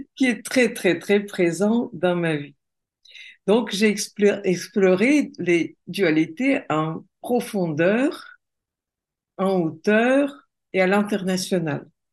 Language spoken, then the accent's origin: French; Russia; French is a second language; moved away as an adult; now in France; je suis née en Russie. Donc, euh, j'ai vécu en Russie. Et puis après, je me suis mariée avec un Français et je vis en France depuis plus de 30 ans